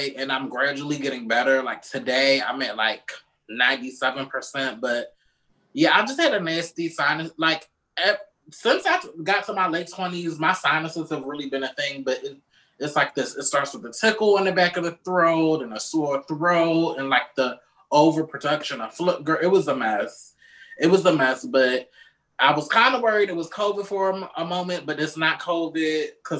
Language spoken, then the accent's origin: English; Baltimore, Maryland, United States; moved away; every time I go back to Baltimore